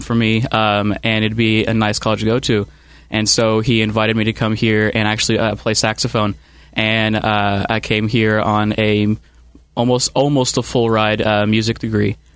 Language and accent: English; Ohio County, Kentucky, United States; I grew up in Ohio County, Kentucky, so it's about a county over